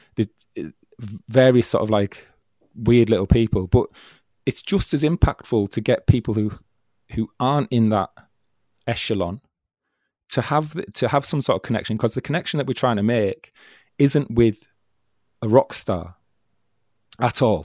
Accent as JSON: {"language": "English", "town": "Stockton-on-Tees", "region": "North East England", "country": "United Kingdom", "tie": "born or raised there", "said": "Stockton, which is my hometown"}